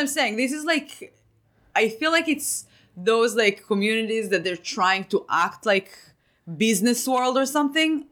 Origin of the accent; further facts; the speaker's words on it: Israel; moved away as an adult; now in United States; I came from Israel